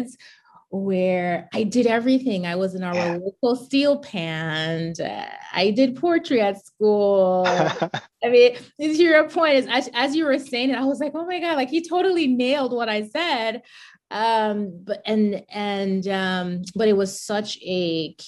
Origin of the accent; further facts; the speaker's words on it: Charlotte Amalie, U.S. Virgin Islands; I grew up in the U.S. Virgin Islands, a 32 square mile rock. We actually call St. Thomas the rock